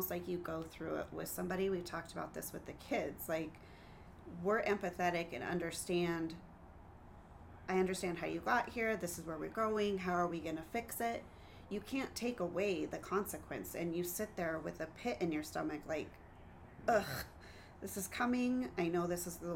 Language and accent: English; United States; Yes, we're all Americans. We're all American.